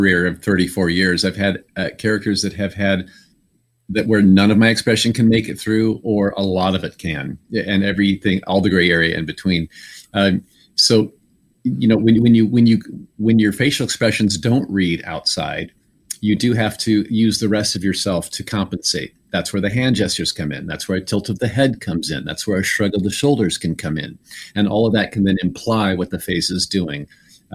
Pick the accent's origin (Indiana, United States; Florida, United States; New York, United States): Indiana, United States; moved away; my home state of Indiana